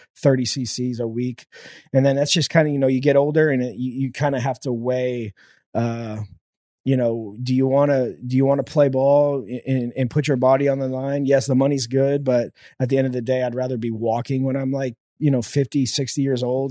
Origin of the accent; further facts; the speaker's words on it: The Woodlands, Texas, United States; born and raised in the Woodlands, Texas